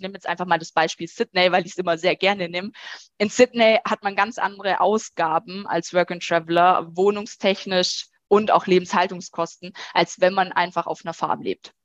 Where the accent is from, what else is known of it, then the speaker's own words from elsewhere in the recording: Germany; bei uns in Deutschland